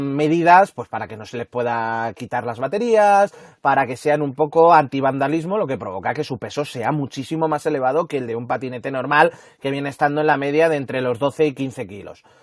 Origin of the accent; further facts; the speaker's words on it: Madrid, Community of Madrid, Spain; en Madrid somos un poco kamikazes al volante